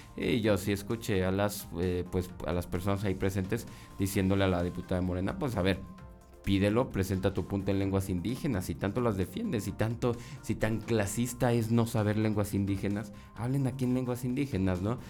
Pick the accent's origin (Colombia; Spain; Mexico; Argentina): Mexico; Coahuila; la historia de Coahuila, ¿no? O de mi tierra